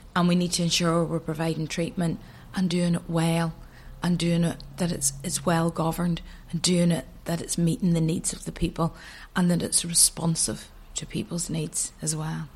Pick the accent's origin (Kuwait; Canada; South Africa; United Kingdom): United Kingdom; Antrim, Northern Ireland; moved away as an adult; also born or lived in Manchester; now in Ireland; growing up in Antrim.